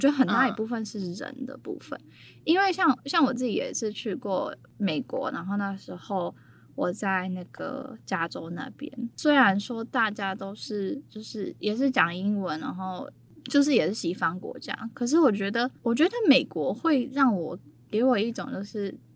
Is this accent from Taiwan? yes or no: yes; Taiwan; also born or lived in South Africa; 我是台湾人